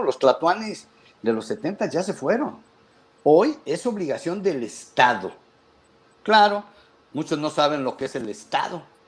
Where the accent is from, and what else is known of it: Mexico